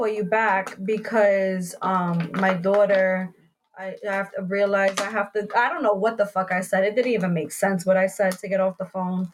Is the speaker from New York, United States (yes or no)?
yes; New York City, New York, United States; I'm originally from the Bronx too, whatever, whatever. You know, I lived on Mars Park, da-da-da-da. I went to this school